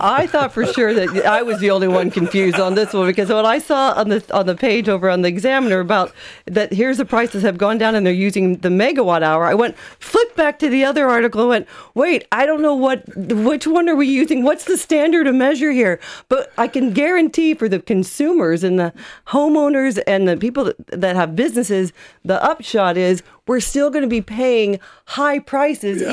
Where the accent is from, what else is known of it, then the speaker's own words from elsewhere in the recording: United States; now in Ireland; as an American